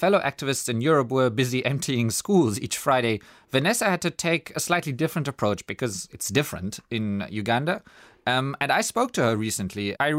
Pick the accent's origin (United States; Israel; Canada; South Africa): South Africa; I'm also from South Africa.